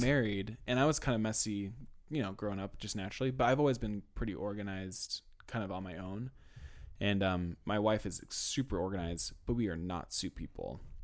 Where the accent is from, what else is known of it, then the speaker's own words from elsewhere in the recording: Illinois, United States; moved away; also born or lived in Idaho; I grew up in Illinois.